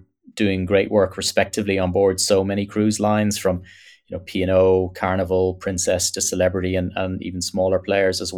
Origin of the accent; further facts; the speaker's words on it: Ireland; as an Irishman